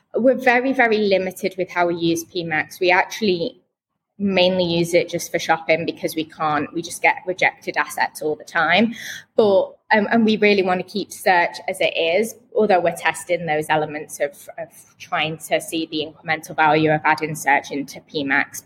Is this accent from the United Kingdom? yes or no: yes; Manchester, North West England, United Kingdom; now in Birmingham, United Kingdom; I'm actually from Manchester originally, between Manchester and Liverpool